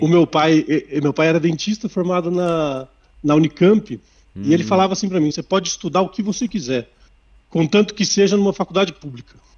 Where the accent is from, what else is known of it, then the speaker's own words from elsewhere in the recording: Sorocaba, São Paulo, Brazil; moved away as an adult; also born or lived in Botucatu; eu sou de Sorocaba, minha família é de lá, nascido e criado em Sorocaba